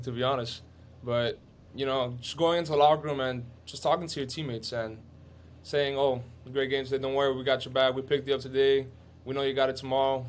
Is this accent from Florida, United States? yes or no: yes; Miami, Florida, United States; I was born here in Miami. Me and my, I have a younger sister. We were both born here, but everybody else is obviously Cuban